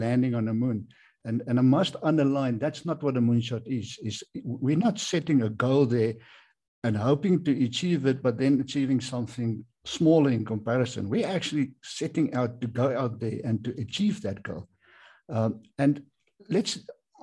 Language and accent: English; South Africa